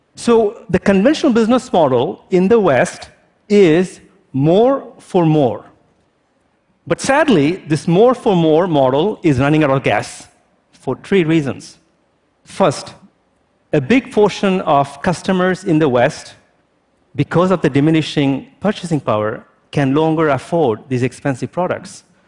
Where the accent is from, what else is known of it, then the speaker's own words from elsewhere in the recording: India; also born or lived in France; now in United States; As an Indian born French national who lives in the United States